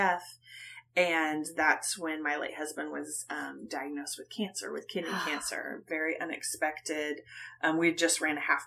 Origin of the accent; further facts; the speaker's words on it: Oklahoma, United States; moved away as an adult; also born or lived in New York; I was born and raised in Oklahoma